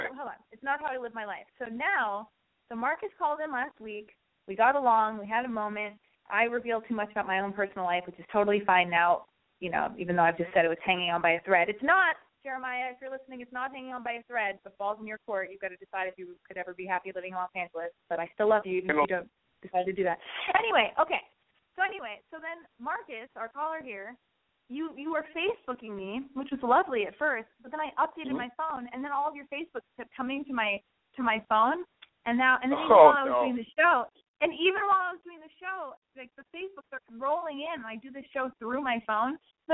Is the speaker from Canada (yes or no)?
yes; Montreal, Quebec, Canada; I'm from Montreal, and I turn 18 in a week.